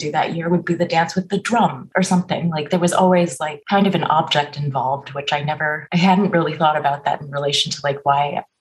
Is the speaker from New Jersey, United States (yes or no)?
no; Southern California, United States; also born or lived in Canada / Bay Area / Hong Kong; now in San Francisco, United States; I basically grew up in California, Southern California